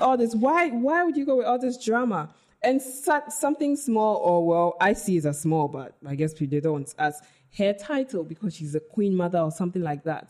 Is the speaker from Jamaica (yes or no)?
no; Ghana; also born or lived in United Kingdom; I identify as Ghanaian first